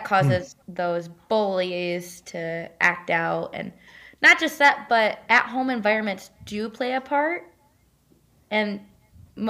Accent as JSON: {"language": "English", "region": "west side of Michigan", "country": "United States", "tie": "born or raised there", "said": "So I'm from Michigan. So like west side of Michigan, that's where I'm from. I grew up in Michigan"}